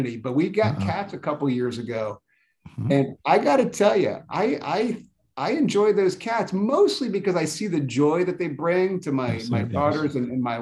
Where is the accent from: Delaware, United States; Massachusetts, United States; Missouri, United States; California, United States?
Delaware, United States; Wilmington; also born or lived in North Carolina; now in Annapolis, United States; I grew up in Wilmington, Delaware.